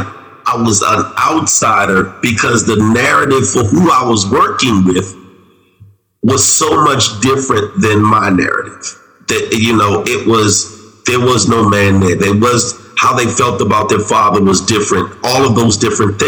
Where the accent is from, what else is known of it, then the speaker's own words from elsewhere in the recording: Washington, District of Columbia, United States; moved away; also born or lived in Baltimore; I grew up in Southeast D.C.